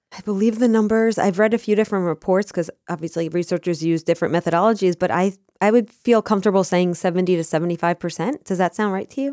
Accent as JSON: {"language": "English", "town": "Scottsdale", "region": "Arizona", "country": "United States", "tie": "born or raised there", "said": "I was born in Scottsdale"}